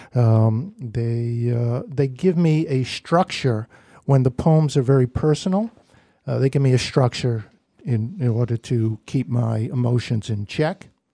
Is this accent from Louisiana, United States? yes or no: no; New York City, New York, United States; now in Northampton, United States; we're both from Brooklyn